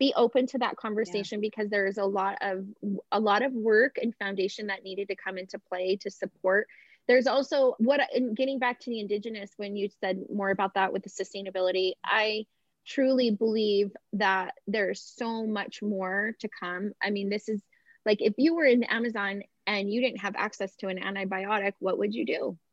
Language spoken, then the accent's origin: English; Las Vegas, Nevada, United States; moved away; also born or lived in San Francisco; I grew up in Las Vegas